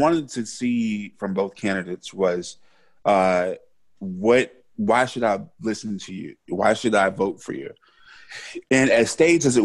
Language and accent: English; Caddo Parish, Louisiana, United States; born or raised there; moved away